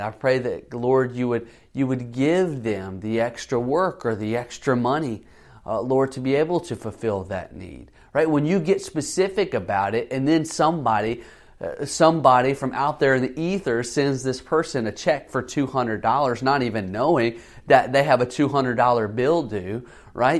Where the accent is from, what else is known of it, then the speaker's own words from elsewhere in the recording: the South, United States; I grew up in the South